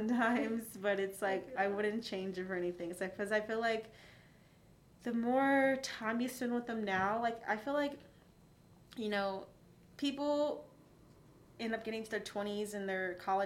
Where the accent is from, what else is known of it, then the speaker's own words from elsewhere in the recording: California, United States; moved away as an adult; now in Las Vegas, United States; I was born and raised there my whole life